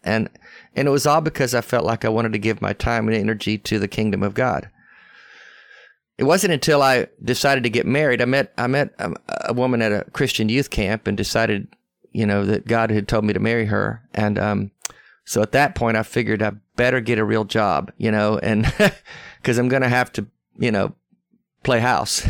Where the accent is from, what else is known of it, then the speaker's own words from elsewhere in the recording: Arkansas, United States; accent: Southern; moved away; also born or lived in West Texas / Tennessee; I was raised there my whole life as a young, young man. I mean, I went to school there. I only, I only lived in West Texas a couple of years, but the rest of my time was Arkansas and Tennessee, so I've always been in the South, you can tell by my accent